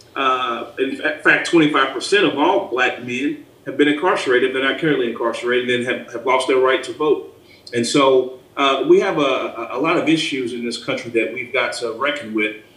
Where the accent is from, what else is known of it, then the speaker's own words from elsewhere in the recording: Lexington, Kentucky, United States; also born or lived in Alabama; born and raised here in Lexington, lived in Alabama for about four years during high school, came back